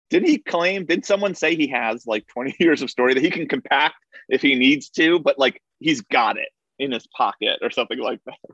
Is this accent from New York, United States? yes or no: yes; Somers, New York, United States; I grew up in Somers